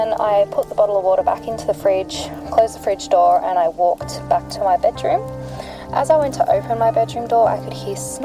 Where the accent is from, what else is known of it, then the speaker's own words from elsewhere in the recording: New South Wales, Australia; I am from New South Wales in Australia